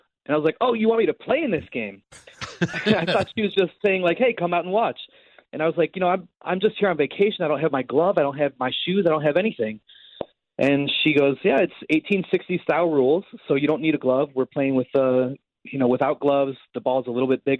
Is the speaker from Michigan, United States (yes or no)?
no; Chicago, Illinois, United States; also born or lived in Greenville, South Carolina; born and raised in Chicago, Chicagoland